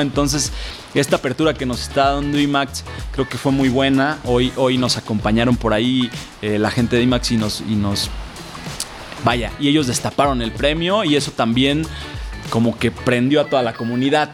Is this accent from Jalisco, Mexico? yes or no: yes; Jalisco, Mexico; yo soy de la tierra del tequila. Ah, Yo soy de Jalisco